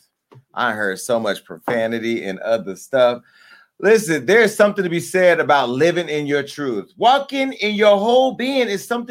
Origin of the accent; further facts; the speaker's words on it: Stockton, California, United States; I'm from Stockton